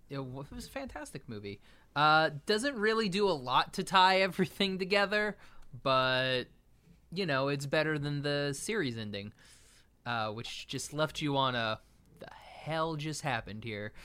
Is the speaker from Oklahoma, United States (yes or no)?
yes; Oklahoma, United States; my home state of Oklahoma